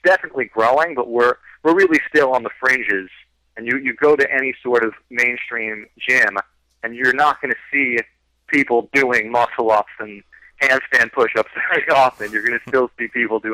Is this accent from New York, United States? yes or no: yes; New York City, New York, United States; New York City, which is, you know, my hometown